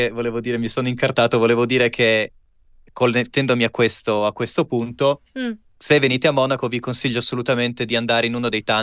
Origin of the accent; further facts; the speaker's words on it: Pordenone, Friuli-Venezia Giulia, Italy; Io vengo da... Vengo da Pordenone, in Friuli Venezia